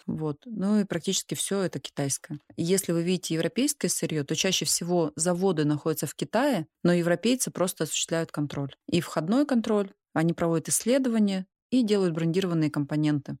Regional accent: Altai Krai, Russia; Я сама из Алтая

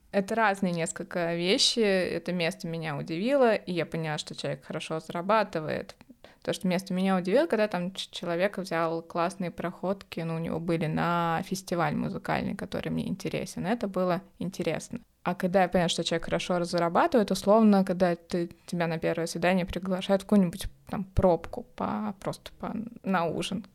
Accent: Moscow, Russia; я москвичка, и у меня есть квартира ещё

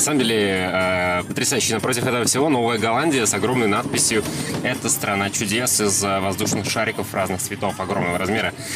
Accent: Saint Petersburg, Russia; Я как э, коренной житель Петербурга

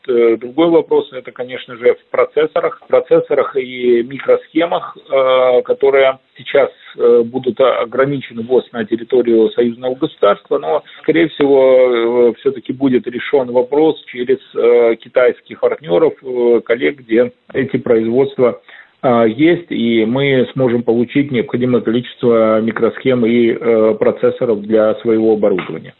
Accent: Belarus; Обувь э, у нас огромное предприятие модернизированные

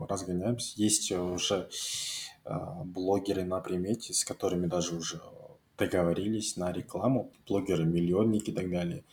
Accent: Almaty, Kazakhstan; я алматинец

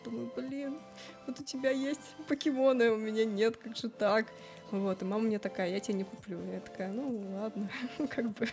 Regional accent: Saint Petersburg, Russia; moved away as an adult; also born or lived in Moscow; А я из Питера, я всегда в Питере жила

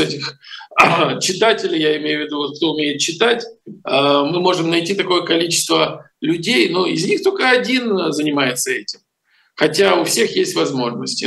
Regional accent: Ukraine; moved away; если бы я не родился в Украине, не вырос, не построил там огромный телевизионный канал

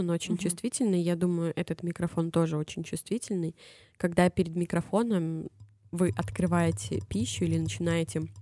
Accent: Belarus; Я из Беларуси.

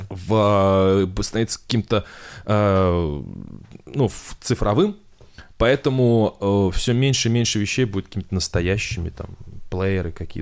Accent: Kovrov, Vladimir Oblast, Russia; Я из Коврова

